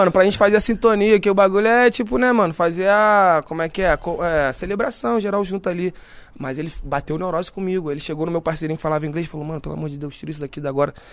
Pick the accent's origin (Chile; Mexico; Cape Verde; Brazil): Mexico; Sou mexicano. É, habla comigo, papo, que passa?